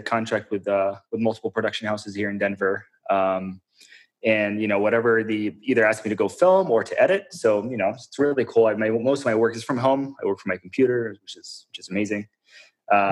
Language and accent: English; Jordan; also born or lived in Syria; born in Syria, raised in Jordan.